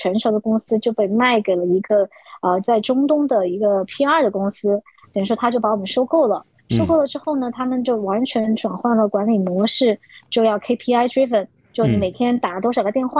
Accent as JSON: {"language": "Chinese", "country": "China", "moved": "as an adult", "lives_now": "Hong Kong", "said": "我们其实从内地过来读大学的人，就是优势不是特别明显，因为我们的广东话毕竟不是 native 嘛"}